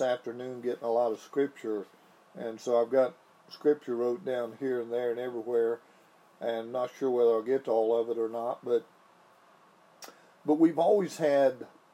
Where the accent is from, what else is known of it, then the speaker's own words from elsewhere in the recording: Fudge Creek, West Virginia, United States; I was raised on Fudge Creek